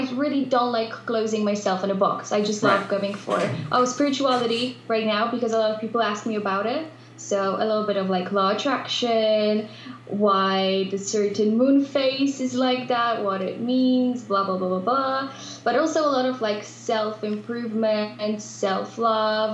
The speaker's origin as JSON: {"language": "English", "country": "Poland", "second_language": "English", "said": "So I'm from Poland. However, I do all the content stuff in English, which is weird because we don't use English that much in Poland"}